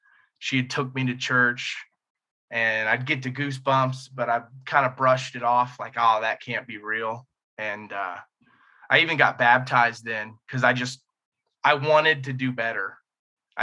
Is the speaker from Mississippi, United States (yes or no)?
no; Indiana, United States; I grew up in Indiana, upper middle class white family